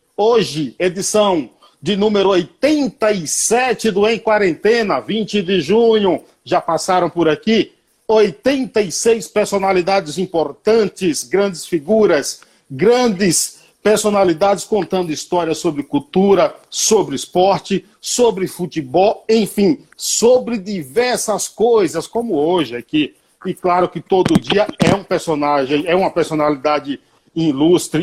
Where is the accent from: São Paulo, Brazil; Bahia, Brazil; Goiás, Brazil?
Bahia, Brazil; Nova Soure; eu sou baiano, sou do Paiaiá, município de Nova Soura, a 225 quilômetros de Salvador